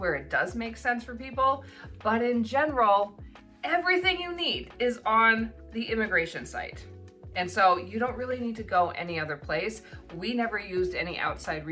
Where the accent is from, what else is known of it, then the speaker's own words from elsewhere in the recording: United States; moved away as an adult; now in New Zealand; living in New Zealand as an American